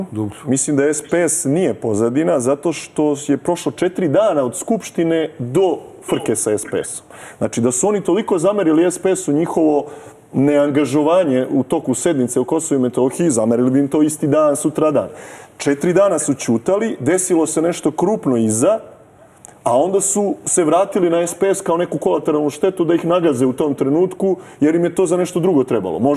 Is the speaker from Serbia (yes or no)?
yes; Serbia; Mi smo Srbi demokratski narod